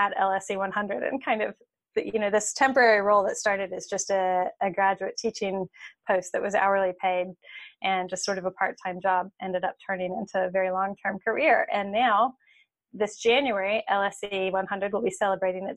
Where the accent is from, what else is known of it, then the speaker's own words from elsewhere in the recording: Seymour, Indiana, United States; So I grew up in Seymour, Indiana, which is a small town in southern Indiana in the Midwest